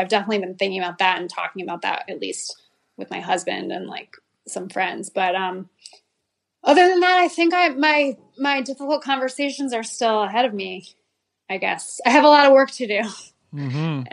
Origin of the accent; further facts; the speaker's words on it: New Haven, Connecticut, United States; I grew up in New Haven, Connecticut, and I went to public school my whole life